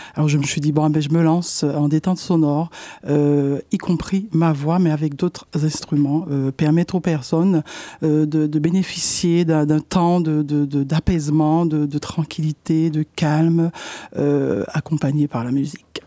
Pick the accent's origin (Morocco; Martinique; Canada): Martinique; now in Poitiers, France; je suis de la Martinique, en fait, et, euh, depuis deux mille quinze, euh, j'habite, euh, sur Poitiers